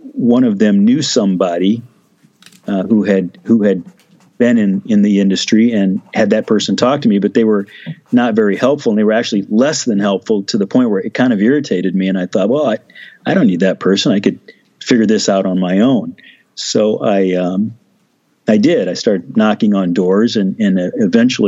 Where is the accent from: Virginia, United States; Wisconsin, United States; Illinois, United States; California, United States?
Illinois, United States; Moline; moved away as an adult; also born or lived in Rock Island, Illinois; I was born in Rock Island, Illinois, and grew up in Moline, Illinois, which is really the same thing